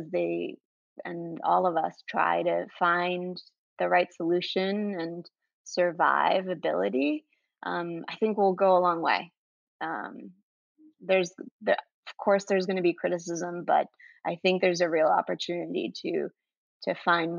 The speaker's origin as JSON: {"language": "English", "country": "Venezuela", "moved": "yes", "lives_now": "New York City, United States", "said": "I'm originally from South America, Venezuela."}